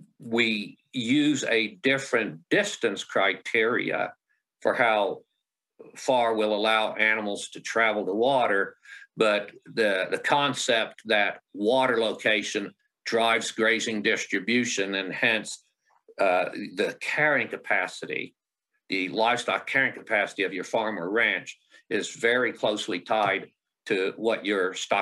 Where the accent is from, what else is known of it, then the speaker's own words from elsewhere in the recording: Midwest, United States; so I grew up in the Midwest, worked my academic career in the Midwest